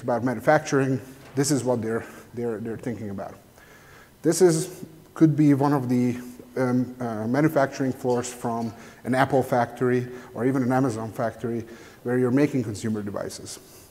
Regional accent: Hungary; I'm from Hungary

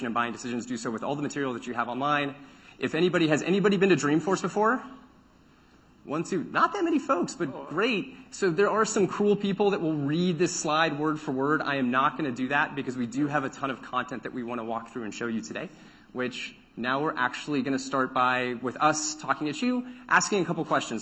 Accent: Central Texas, United States; I grew up in Central Texas where it becomes remarkably hot

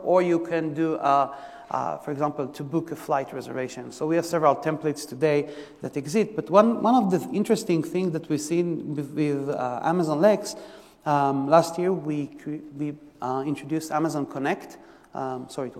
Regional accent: Israel; English is a second language; moved away; so I'm originally from Israel, you can hear from the by the accent

